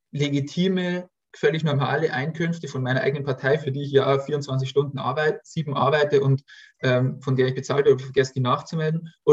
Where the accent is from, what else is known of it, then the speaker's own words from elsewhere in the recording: Bavaria, Germany; Also ne, ich komme ja aus Bayern